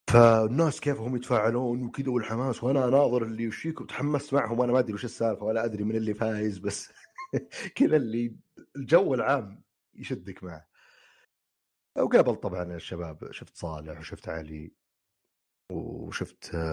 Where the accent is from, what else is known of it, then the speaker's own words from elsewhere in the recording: Saudi Arabia; عندنا في السعوديه